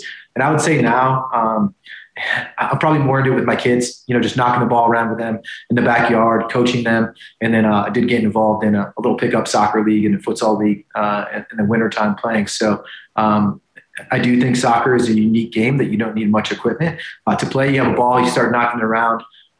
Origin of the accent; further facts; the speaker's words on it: Syracuse, New York, United States; I'm from Syracuse, New York. So I'm an upstater from Syracuse, New York. And I like to tell folks, I grew up in a locker room.